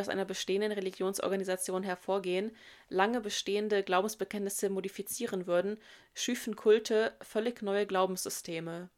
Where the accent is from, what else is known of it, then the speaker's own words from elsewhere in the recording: Germany; bei uns in Deutschland